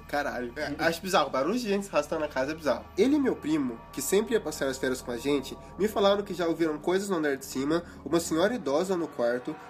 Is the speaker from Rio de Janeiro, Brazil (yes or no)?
no; Minas Gerais, Brazil; eu também sou de Minas